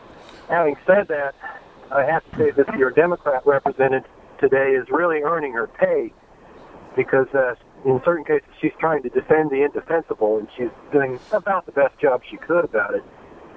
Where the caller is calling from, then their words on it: Columbus, Ohio, United States; I'm from Columbus.